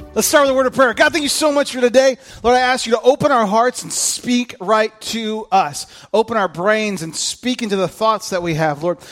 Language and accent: English; Kokomo, Indiana, United States; moved away; where I grew up in Kokomo